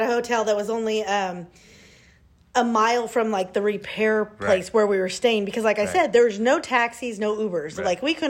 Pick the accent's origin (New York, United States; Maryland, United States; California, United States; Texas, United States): California, United States; Fresno; we come from Fresno where it does not snow.